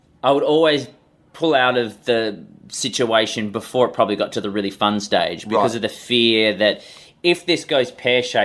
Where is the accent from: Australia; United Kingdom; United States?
Australia; Perth, Western Australia; now in Melbourne, Australia; I was born in Perth on the West Coast, but currently living in Melbourne on the East Coast.